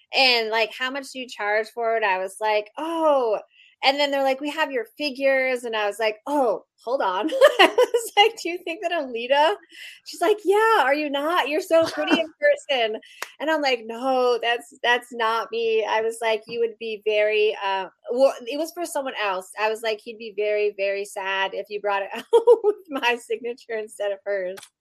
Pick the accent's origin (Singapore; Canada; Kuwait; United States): United States; Pennsylvania; now in Las Vegas, United States; I'm also originally from Pennsylvania